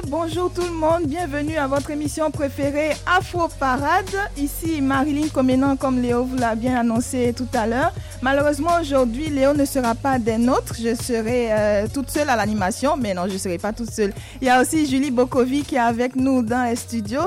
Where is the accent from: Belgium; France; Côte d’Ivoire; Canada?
Côte d’Ivoire; mon pays, chez moi, en Côte d'Ivoire